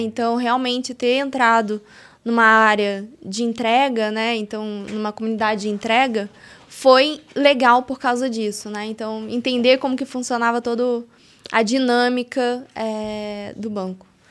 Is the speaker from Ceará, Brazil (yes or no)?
no; Rio de Janeiro, Brazil; moved away as an adult; now in São Paulo, Brazil; eu sou natural do Rio de Janeiro